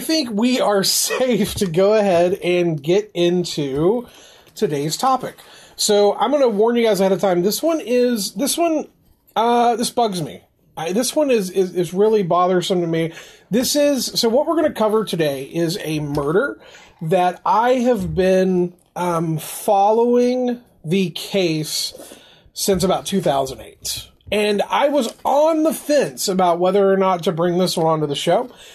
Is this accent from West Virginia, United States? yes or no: yes; Logan, West Virginia, United States; I am originally from Southern West Virginia, a little town called Logan, West Virginia